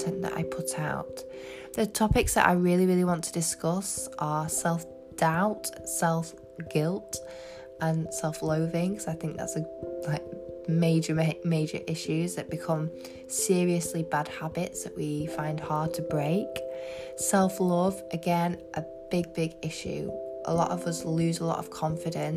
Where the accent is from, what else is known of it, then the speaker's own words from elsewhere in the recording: England, United Kingdom; I'm from England.